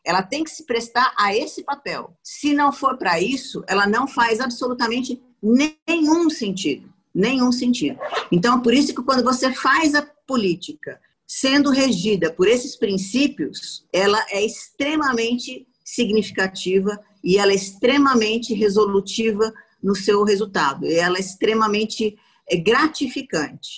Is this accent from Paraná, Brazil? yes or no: yes; Maringá, Paraná, Brazil; moved away as an adult; now in São Paulo, Brazil; eu sou paranaense, eu sou maringaense. Eu não sou paulistana. A minha cidade é do tamanho de um bairro de São Paulo.